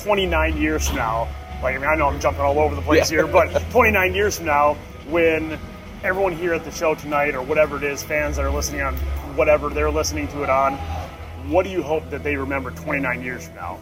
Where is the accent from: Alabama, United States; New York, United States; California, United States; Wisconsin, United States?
Wisconsin, United States; I'm from Wisconsin